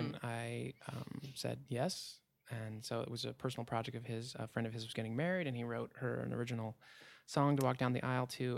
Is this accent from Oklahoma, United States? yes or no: no; Port Townsend, Washington, United States; moved away; I moved back to my hometown, Port Towns in Washington